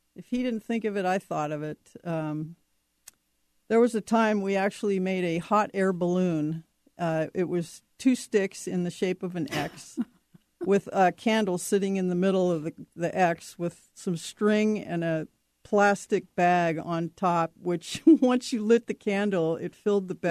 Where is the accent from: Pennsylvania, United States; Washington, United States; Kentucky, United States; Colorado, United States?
Washington, United States; Seattle; also born or lived in Montana; we moved from Montana out here to Seattle when I was nine